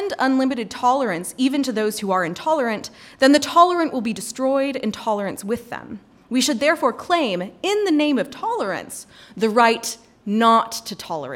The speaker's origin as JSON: {"language": "English", "region": "North Carolina", "country": "United States", "said": "I'm from North Carolina"}